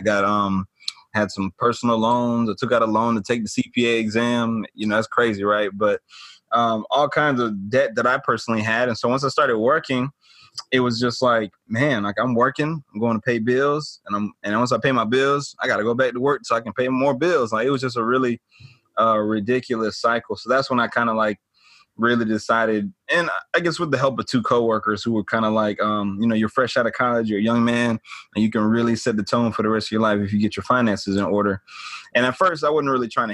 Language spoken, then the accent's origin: English; Atlanta, Georgia, United States; born and raised in Atlanta, born and raised in Atlanta, grew up in the suburbs, but Atlanta is home for me